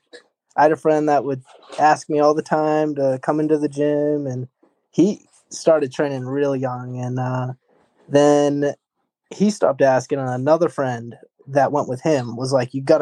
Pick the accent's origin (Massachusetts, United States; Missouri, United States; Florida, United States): Massachusetts, United States; East Bridgewater; I grew up in East Bridgewater